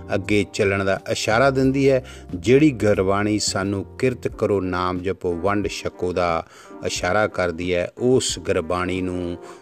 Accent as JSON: {"language": "Punjabi", "region": "Punjab", "country": "India", "first_language": "Punjabi", "moved": "yes", "lives_now": "Netherlands"}